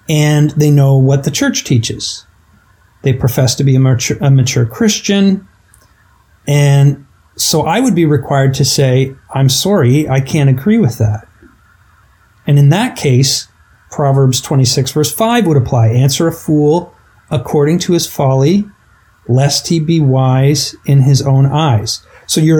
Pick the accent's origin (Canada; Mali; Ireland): Canada; I'm Canadian